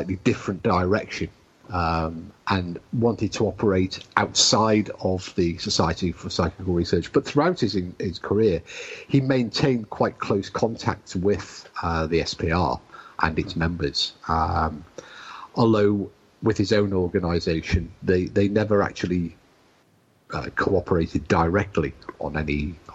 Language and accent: English; United Kingdom; as we British say